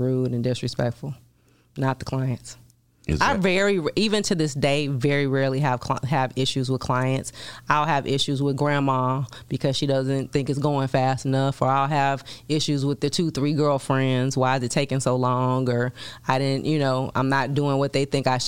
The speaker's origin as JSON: {"language": "English", "town": "Chicago", "region": "Illinois", "country": "United States", "also_born_or_lived": "Washington, D.C.", "moved": "as an adult", "said": "I'm from Chicago originally."}